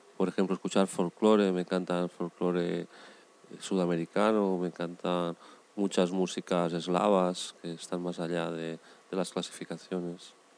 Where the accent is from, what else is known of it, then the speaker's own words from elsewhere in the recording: Valencia, Valencian Community, Spain; Nací eh, en Valencia